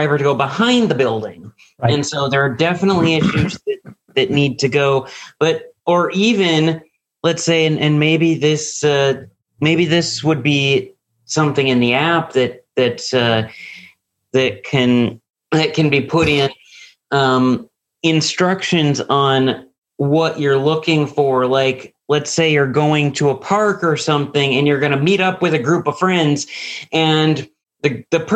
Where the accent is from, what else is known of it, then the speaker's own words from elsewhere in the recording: Edmonds, Washington, United States; now in Vancouver, United States; Right now I'm in Vancouver, Washington, by the way, but I grew up in Edmonds, just north of Seattle